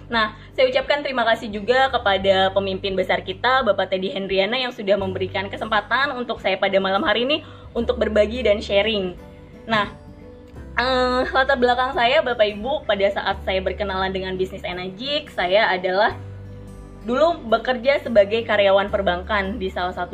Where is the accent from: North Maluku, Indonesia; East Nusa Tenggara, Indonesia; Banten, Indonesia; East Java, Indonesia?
Banten, Indonesia; Serang; saya dari Serang.